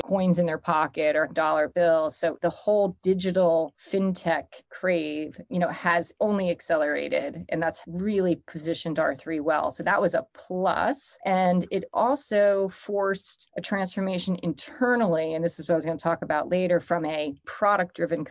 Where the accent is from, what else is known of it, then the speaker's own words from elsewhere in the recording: Northern New Jersey, United States; now in New York City, United States; I'm from Northern New Jersey